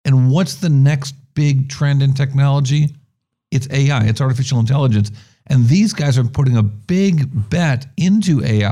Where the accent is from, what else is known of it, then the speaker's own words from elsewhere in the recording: New York, United States; also born or lived in Benton Harbor, Michigan; now in San Francisco, United States; I grew up in New York